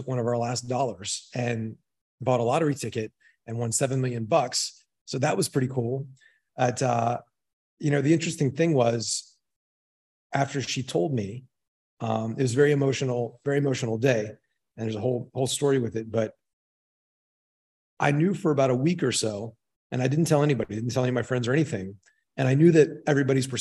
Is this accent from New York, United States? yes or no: no; Maryland, United States; moved away as an adult; also born or lived in Fort Collins, Colorado; I grew up in Maryland, really small town